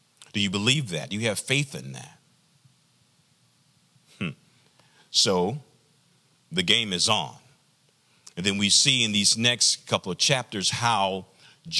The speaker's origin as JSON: {"language": "English", "region": "the South", "country": "United States", "said": "I'm from the South, traditional Black community, Black church experience"}